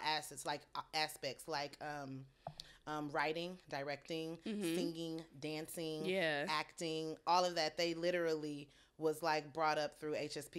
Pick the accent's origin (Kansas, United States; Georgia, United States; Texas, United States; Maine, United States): Texas, United States; Missouri City; moved away as an adult; also born or lived in St. Charles, Missouri; So I'll say, you know, I grew up in the Mo City area, but I'm from Houston, Texas.